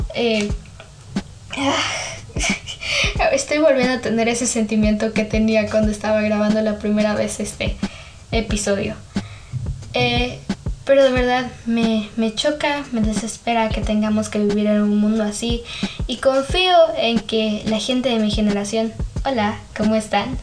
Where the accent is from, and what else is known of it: Mexico